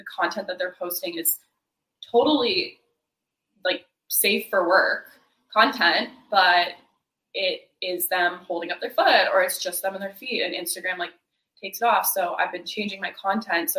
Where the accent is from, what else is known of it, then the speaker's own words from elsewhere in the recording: near Quebec, Eastern Canada, Canada; now in California, United States; I'm from Canada, and we do not learn Spanish in Canada. We learn French. So, and I'm from the eastern part of Canada, really close to Quebec, where it's totally French speaking. And I grew up like taking school, like being in French school.